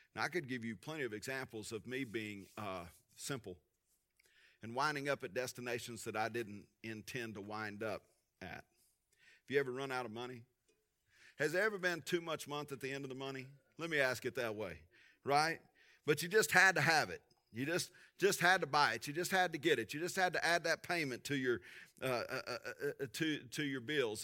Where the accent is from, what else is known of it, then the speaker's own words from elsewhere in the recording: Tulia, Texas, United States; Driving to junior high growing up in Tulia, Texas